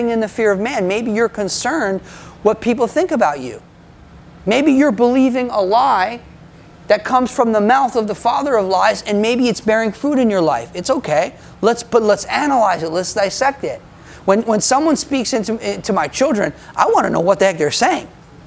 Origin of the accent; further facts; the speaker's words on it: United States; I'm American